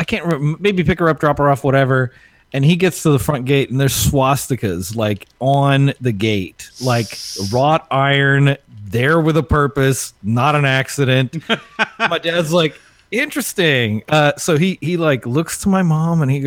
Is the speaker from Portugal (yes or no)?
no; South Africa; I'm a white guy from South Africa.